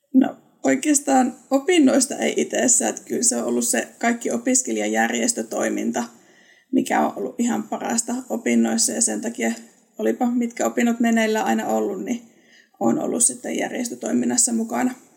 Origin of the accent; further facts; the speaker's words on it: Eastern Finland, North Karelia, Finland; now in Southern Finland, Finland; Olen alun perin Itä-Suomesta, Pohjois-Karjalasta